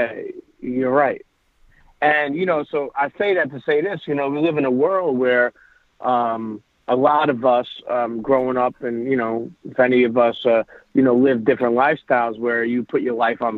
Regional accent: New York City, New York, United States; also born or lived in Bensonhurst, Brooklyn; I grew up in Coney Island, Brooklyn. And, you know, I'm an Italian, but I grew up in Coney Island, Brooklyn

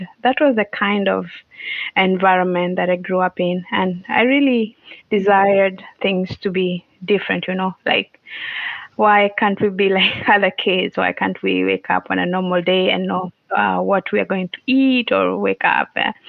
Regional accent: Western Kenya, Kenya; So I am from Kenya. I was born and raised in Kenya. I grew up in a village in Western Kenya. For those who might have an idea, Western Kenya, near Lake Victoria, Kisumu, those areas.

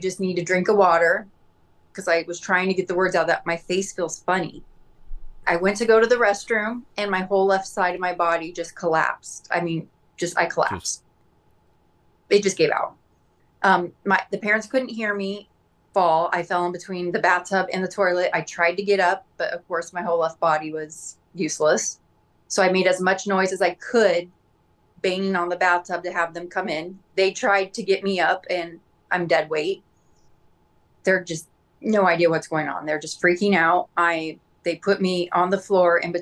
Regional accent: Scottsdale, Arizona, United States; where I live in Scottsdale, my hometown

